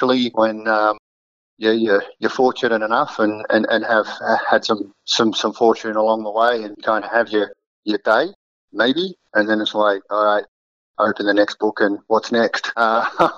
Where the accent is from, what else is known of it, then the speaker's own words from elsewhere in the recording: Sydney, New South Wales, Australia; my parents involved with rugby league growing up. I'm from Sydney